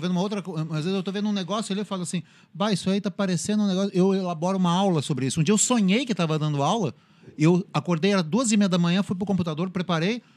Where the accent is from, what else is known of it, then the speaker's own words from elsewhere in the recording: São Paulo, Brazil; moved away; eu sou originário de São Paulo